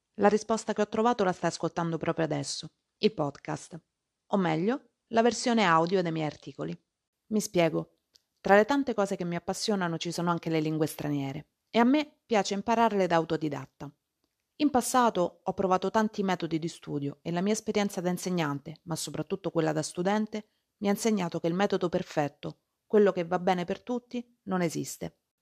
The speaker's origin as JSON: {"language": "Italian", "country": "Italy", "said": "Lo stivale è la mia terra, un paese che se visto dall'alto ha la forma di una calzatura"}